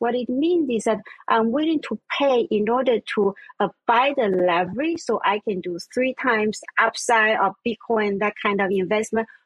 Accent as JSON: {"language": "English", "region": "Vienna", "country": "Austria", "tie": "born or raised there", "also_born_or_lived": "Taiwan", "second_language": "English", "moved": "yes", "said": "I was born in Taiwan and I grew up in Vienna, Austria"}